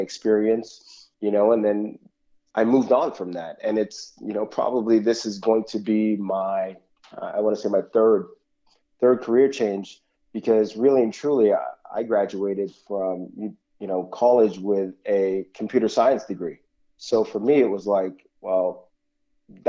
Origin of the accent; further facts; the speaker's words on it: Toronto, Ontario, Canada; I grew up in Toronto, the West End, Etobicoke of Toronto